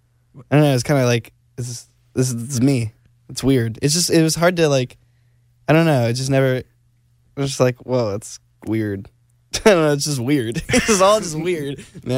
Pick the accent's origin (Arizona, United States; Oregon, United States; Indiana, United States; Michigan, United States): Arizona, United States; I'm originally from Arizona